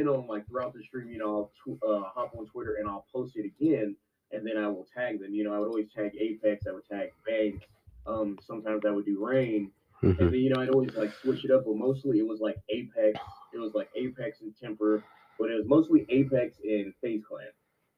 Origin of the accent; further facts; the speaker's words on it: Los Angeles, California, United States; I'm a native. I'm a born and raised L.A.